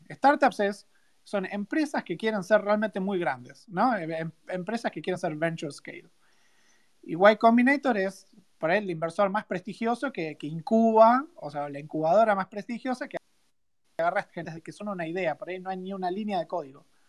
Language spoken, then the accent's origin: Spanish; Buenos Aires, Argentina; also born or lived in Río Cuarto; soy de Río Cuarto, ¿no? Pero viví toda mi vida en Capital